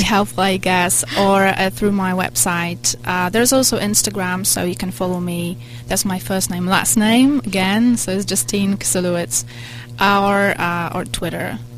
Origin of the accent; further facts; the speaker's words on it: Poland; now in United States; I come from Poland and I was raised in a communist country